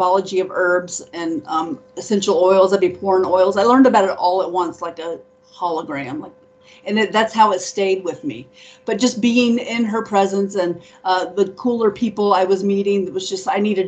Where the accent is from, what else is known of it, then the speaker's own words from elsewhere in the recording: Dayton, Ohio, United States; moved away; also born or lived in New Orleans, Louisiana; I lived there. I'm from Dayton, Ohio.